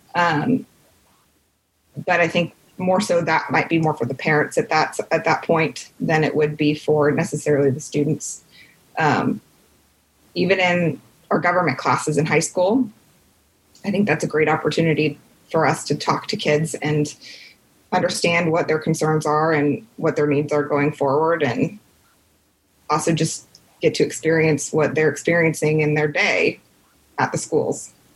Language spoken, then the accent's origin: English; Carmel, Indiana, United States; also born or lived in Washington, D.C.; I grew up in Carmel, Indiana